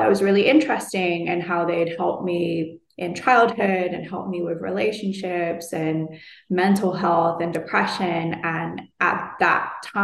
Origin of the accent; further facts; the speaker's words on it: London, United Kingdom; moved away; back to London, back to my hometown